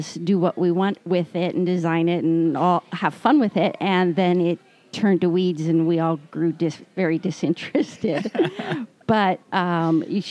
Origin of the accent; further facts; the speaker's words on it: Snohomish, Washington, United States; also born or lived in Camano Island, Washington; I am a Washington native. I grew up in Snohomish on a little hobby farm